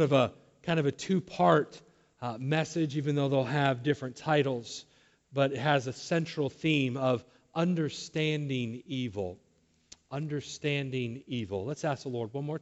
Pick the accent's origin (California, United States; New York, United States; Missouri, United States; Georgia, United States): California, United States; Southern; I was raised down in Southern California.